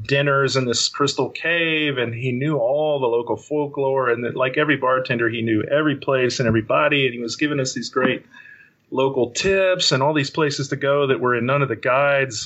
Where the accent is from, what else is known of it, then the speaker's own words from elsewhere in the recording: West Texas, United States; I grew up in West Texas